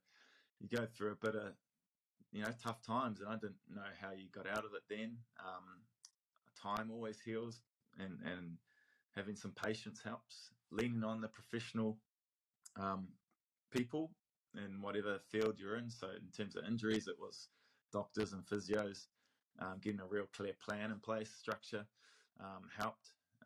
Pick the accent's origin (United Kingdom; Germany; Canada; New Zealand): New Zealand; Counties Manukau, Auckland; I was that kid from Rosehill College, from counties, who, you know, wasn't in the big schools